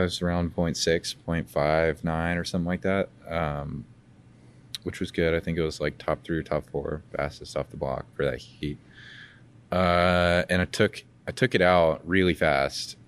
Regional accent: Georgia, United States; grew up in Georgia, but we, we go to Alabama

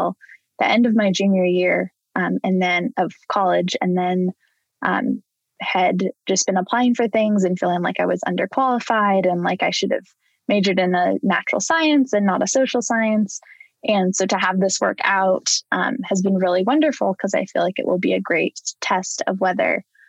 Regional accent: Oregon, United States; I grew up in Oregon.

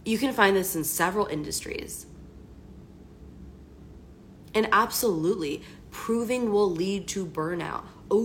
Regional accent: Washington, District of Columbia, United States; I'm from the East Coast, from the DC area.

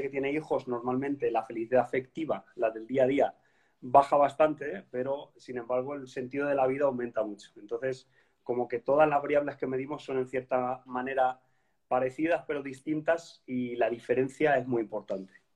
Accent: Spain; moved away as an adult; now in Copenhagen, Denmark; yo soy español

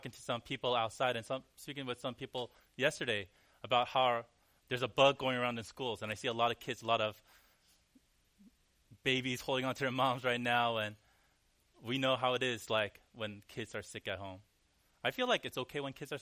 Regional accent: Cerritos, California, United States; now in New York, United States; David actually lived where I grew up for a little bit, and his wife, the small town called Cerritos. In the LA area

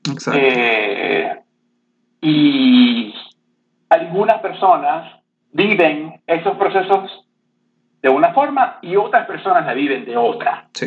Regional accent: Venezuela; yo, este, bueno, crecí en Venezuela

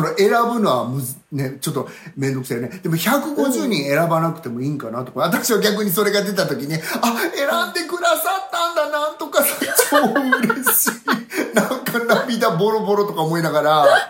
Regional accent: Sweden; moved away; also born or lived in Yamaguchi, Japan; 私スウェーデン育ち

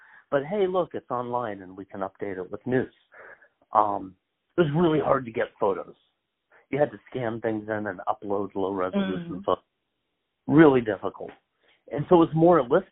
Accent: Columbus, Ohio, United States; growing up in Columbus, Ohio

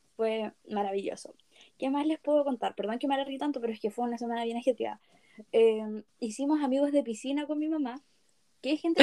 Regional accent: Chile; en mi país

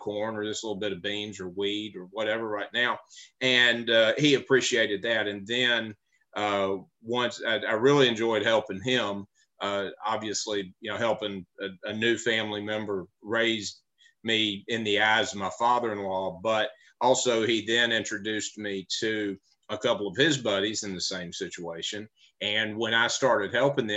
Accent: Memphis, Tennessee, United States; I grew up in Memphis, Tennessee

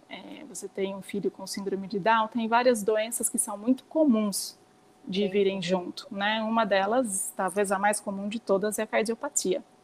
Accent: São Pedro, São Paulo, Brazil; moved away as an adult; now in Piracicaba, Brazil; eu nasci em São Pedro, como eu falei para vocês, sempre morei lá, assim uma cidade super pequena

